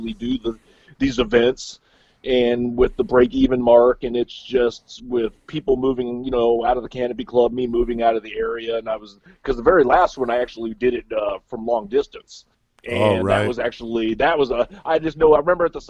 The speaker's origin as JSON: {"language": "English", "region": "Central Illinois", "country": "United States", "also_born_or_lived": "Milwaukee area", "moved": "yes", "lives_now": "Milwaukee, United States", "said": "I may be up in the Milwaukee area, but I'm from Central Illinois"}